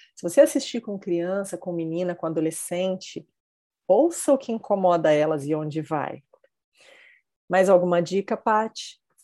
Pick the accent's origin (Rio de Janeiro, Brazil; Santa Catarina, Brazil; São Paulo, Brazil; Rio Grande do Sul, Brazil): São Paulo, Brazil; near São José do Rio Preto; Rio Preto, pertinho da minha terra